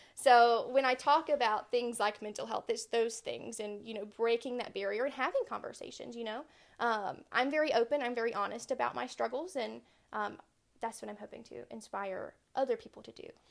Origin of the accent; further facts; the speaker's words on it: Aiken, South Carolina, United States; now in Summerville, United States; lived in Aiken all of my life. That's where I grew up.